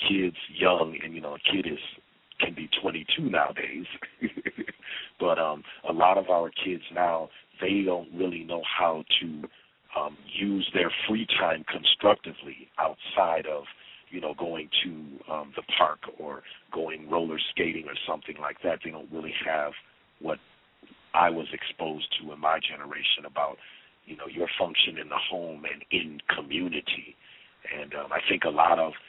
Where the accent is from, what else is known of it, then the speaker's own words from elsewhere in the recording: Minneapolis, Minnesota, United States; I was born and raised in Minneapolis, Minnesota